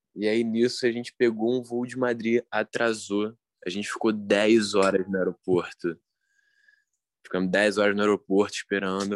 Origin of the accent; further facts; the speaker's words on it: Brazil; A gente é brasileiro